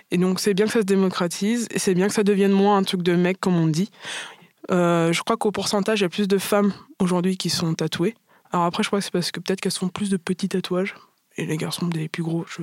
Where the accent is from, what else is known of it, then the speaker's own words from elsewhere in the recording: Martinique, France; moi je suis martiniquaise, enfin métisse martiniquaise, et j'ai toujours eu vraiment un gros complexe avec ça.